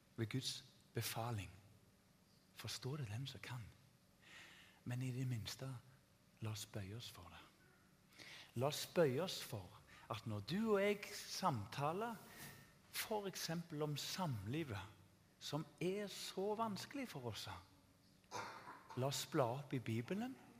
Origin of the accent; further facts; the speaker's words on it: Tananger, Rogaland, Norway; Jeg vokste opp i Tananger